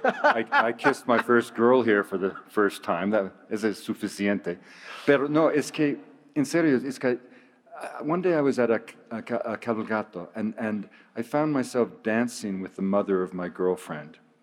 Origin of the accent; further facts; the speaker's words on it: British Columbia, Canada; I'm from British Columbia.